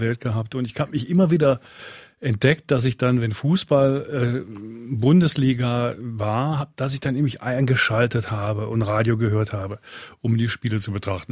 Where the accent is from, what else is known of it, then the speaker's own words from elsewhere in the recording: Rhineland, Germany; moved away as an adult; now in Switzerland; Ich bin im Rheinland aufgewachsen habe eine gewisse Nähe eben zu Fortuna Düsseldorf